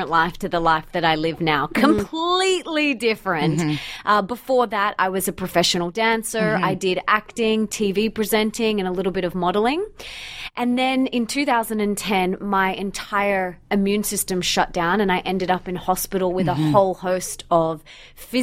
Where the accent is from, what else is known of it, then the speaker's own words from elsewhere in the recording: Australia; also born or lived in Bondi Beach, Sydney / Sunshine Coast; I'm from Australia